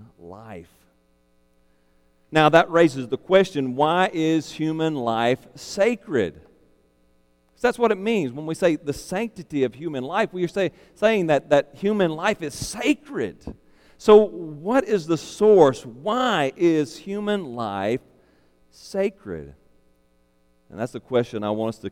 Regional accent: Arkansas, United States; now in Louisiana, United States; my home state of Arkansas

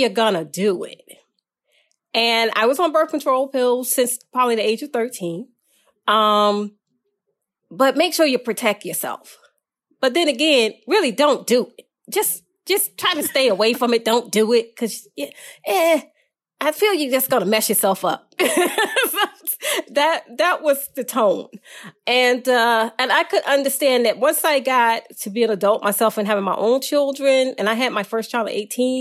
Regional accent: Franklin, Virginia, United States; I grew up in Virginia, a little town called Franklin, Virginia. I was actually born there

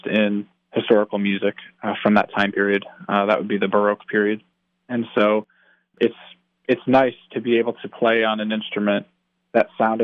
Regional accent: Pittston, Pennsylvania, United States; I'm from the Pittston area

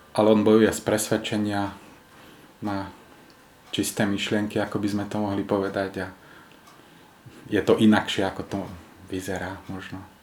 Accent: Slovakia; pochádzam zo Slovenska

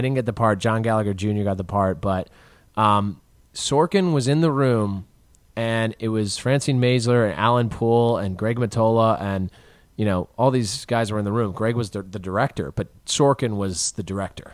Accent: Chicago, Illinois, United States; as a Chicagoan

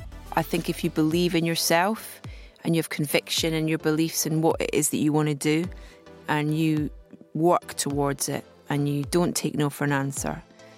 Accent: Scotland, United Kingdom; I'm a mum. I'm a broadcaster. I'm Scottish.

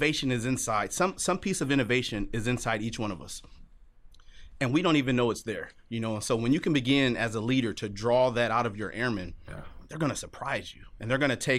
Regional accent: Los Angeles, California, United States; moved away as an adult; growing up in Los Angeles, California

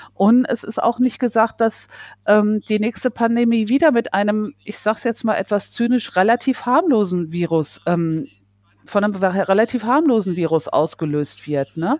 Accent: Germany; bei uns in Deutschland

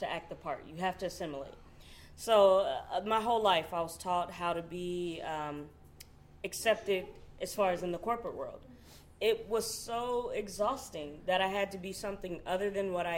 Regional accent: Long Beach, California, United States; moved away as an adult; now in Kansas City, United States; I'm from Long Beach, California

